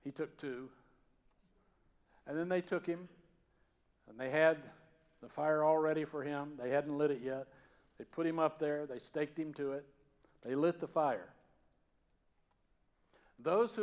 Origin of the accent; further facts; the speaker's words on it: Georgia, United States; accent: Southern; moved away; I grew up in Georgia, in the mountains